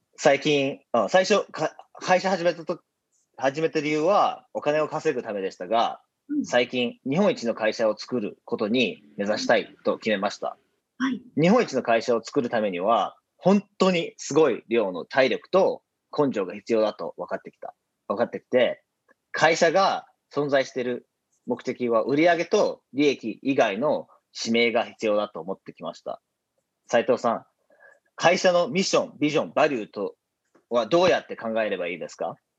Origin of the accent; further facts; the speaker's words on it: Vancouver, British Columbia, Canada; moved away as an adult; now in Japan; 僕は日本で生まれて五歳の時、カナダのバンクーバーへ引っ越ししました。